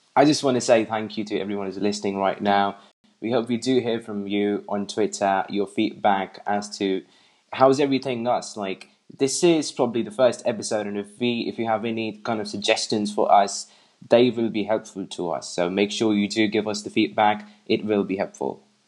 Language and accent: English; England, United Kingdom; I'm from England